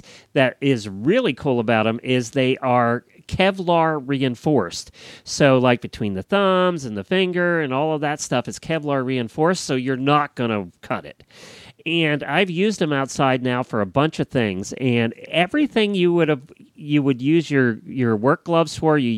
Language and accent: English; Florida, United States; I'm from Florida